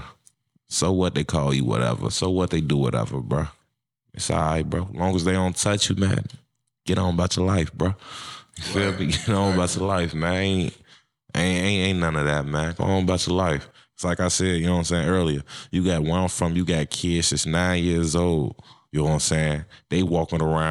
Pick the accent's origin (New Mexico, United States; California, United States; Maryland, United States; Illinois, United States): Illinois, United States; Chicago; now in Minnesota, United States; I'm from Chicago, Illinois. I'm in Minnesota. I wanted to get away from Chicago